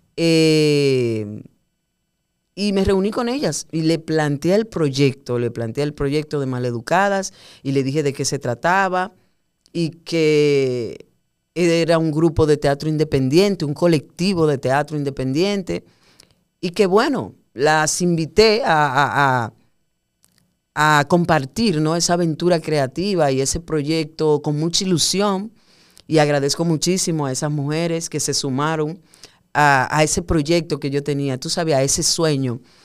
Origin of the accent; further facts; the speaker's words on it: Puerto Plata, Dominican Republic; moved away as an adult; now in Santo Domingo, Dominican Republic; yo soy de Puerto Plata. Eh, cuando yo terminé el bachillerato en Puerto Plata, yo decidí venir a estudiar a Santo Domingo publicidad